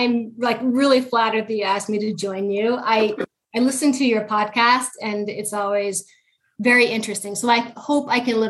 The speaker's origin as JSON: {"language": "English", "town": "Salt Lake City", "region": "Utah", "country": "United States", "tie": "born or raised there", "said": "So I was born in Salt Lake City, Utah, and I've spent probably most of my life here. I went to school here. I was raised here."}